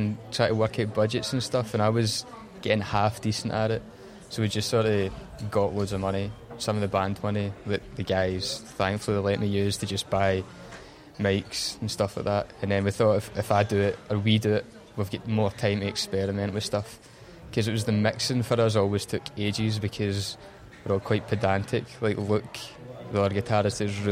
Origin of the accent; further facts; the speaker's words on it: Motherwell, Scotland, United Kingdom; I was from Motherwell, man, Lanarkshire